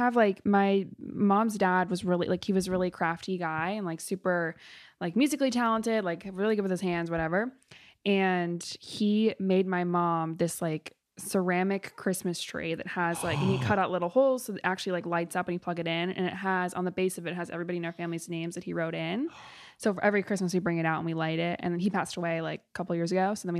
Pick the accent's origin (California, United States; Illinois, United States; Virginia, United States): Illinois, United States; Vernon Hills; Vernon Hills?